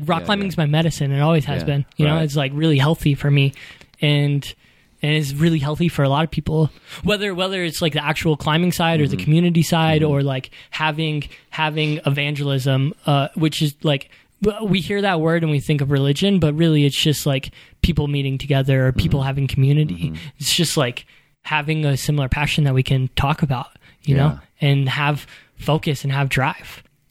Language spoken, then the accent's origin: English; Louisville, Kentucky, United States; I grew up in Louisville, Kentucky.